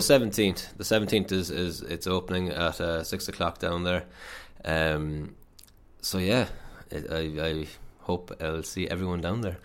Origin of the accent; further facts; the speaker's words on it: Athlone, Leinster, Ireland; moved away as an adult; also born or lived in Limerick; I'm from Athlone, uh, so I left home, went down to Limerick